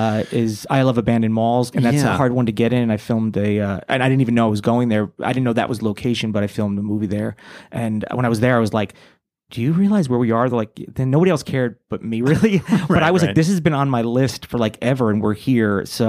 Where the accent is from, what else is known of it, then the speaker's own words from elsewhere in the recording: New York, United States; also born or lived in New Jersey; now in Los Angeles, United States; no, I'm from originally from New Jersey, but I grew up about an hour outside of the city in New York. So always in that area. And then now I'm in LA, baby.